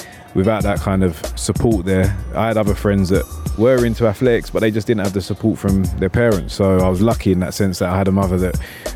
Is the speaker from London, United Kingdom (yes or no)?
yes; London, United Kingdom; moved away as an adult; now in United Arab Emirates; I'm born and raised in Southeast London.